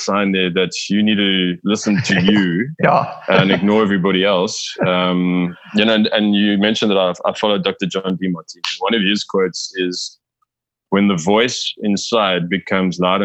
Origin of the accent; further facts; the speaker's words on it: South Africa; I am South African